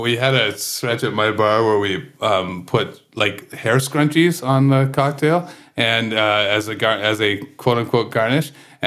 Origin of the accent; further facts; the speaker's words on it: Kingston, Ontario, Canada; now in Toronto, Canada; when I grew up in Kingston